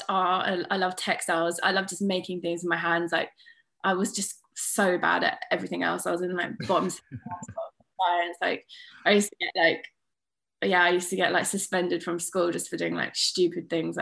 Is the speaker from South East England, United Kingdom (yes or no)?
no; Suffolk, East of England, United Kingdom; also born or lived in Thetford / Bury St Edmunds; I'm from Suffolk. Well, I'm actually from like the Suffolk Norfolk border, but I grew up like going to schools in Suffolk